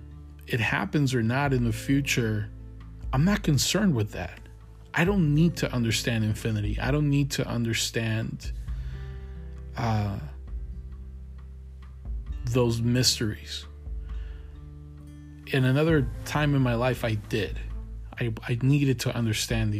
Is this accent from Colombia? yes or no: yes; Colombia; I was born and raised in Colombia.